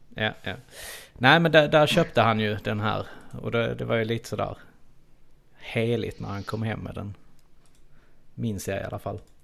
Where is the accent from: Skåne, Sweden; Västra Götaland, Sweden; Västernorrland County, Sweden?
Skåne, Sweden; Trelleborg; accent: Skånska; vi är ju trelleborgare in i benmärgen